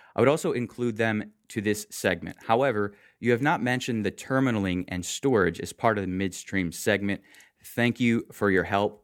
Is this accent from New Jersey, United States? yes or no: no; Michigan, United States; I grew up in Michigan